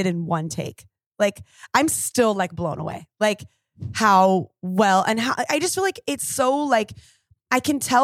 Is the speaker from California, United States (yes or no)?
yes; Orange, California, United States; I was born in Orange, California, April 12th.